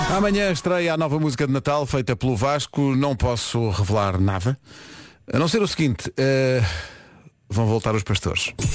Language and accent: Portuguese; Oeiras, Lisbon, Portugal; cresci em Oeiras, sou de lá